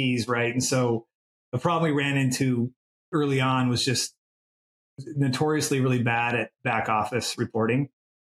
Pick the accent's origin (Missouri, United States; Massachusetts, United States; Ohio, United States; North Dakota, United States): North Dakota, United States; now in Houston, United States; I'm from North Dakota originally